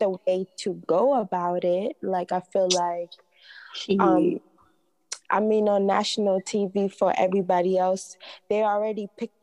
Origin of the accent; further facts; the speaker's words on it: Tanzania; I'm from Tanzania